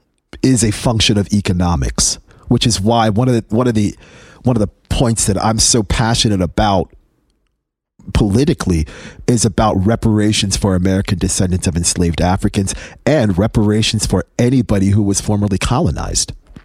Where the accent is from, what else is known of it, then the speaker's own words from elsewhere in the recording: England, United Kingdom; born there; And again, I was born in England. My parents are from Trinidad and Tobago.